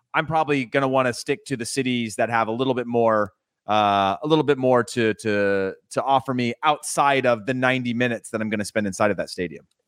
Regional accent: Modesto, California, United States; I'm from Modesto

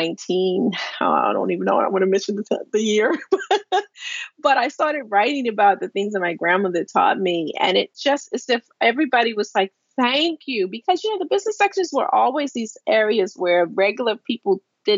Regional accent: Baltimore, Maryland, United States; born or raised there

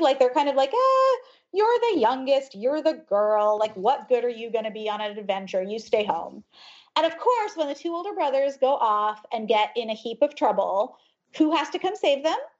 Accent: United States; also born or lived in Ohio, United States / New Jersey, United States; I grew up in Ohio and then in New Jersey. My parents are immigrants from India.

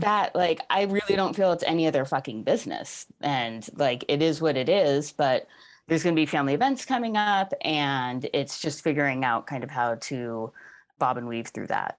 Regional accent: New York, United States; I'm from New York

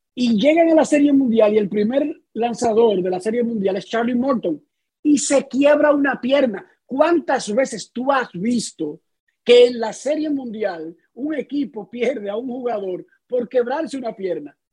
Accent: Dominican Republic; como dominicano

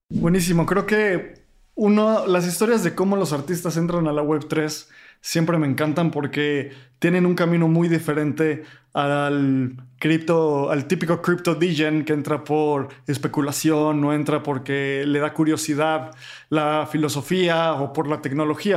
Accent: Mexico; como mexicano

